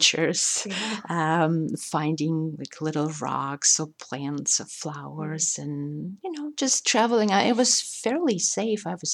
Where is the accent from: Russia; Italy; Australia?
Russia; English is a second language; also born or lived in New York; now in Indiana, United States; growing up in Russia, the Russian culture affected me tremendously